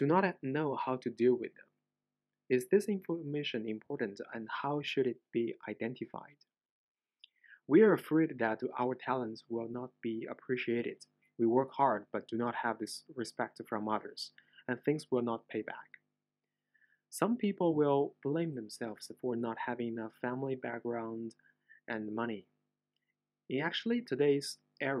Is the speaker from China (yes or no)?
yes; China; English is a second language; I am not an English native speaker, so I apologize in advance for my accent. I'm a Chinese